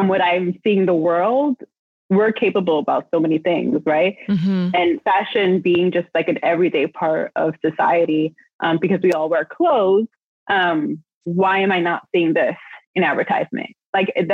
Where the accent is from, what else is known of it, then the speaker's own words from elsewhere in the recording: New York City, New York, United States; I was born and raised in New York City